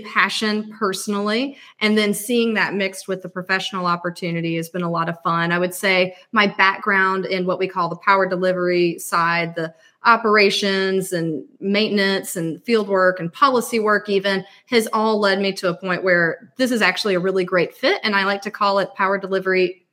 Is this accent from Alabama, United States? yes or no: yes; Alabama, United States; moved away as an adult; also born or lived in Georgia; I'm from Alabama, and I went to the University of Alabama, graduated in electrical engineering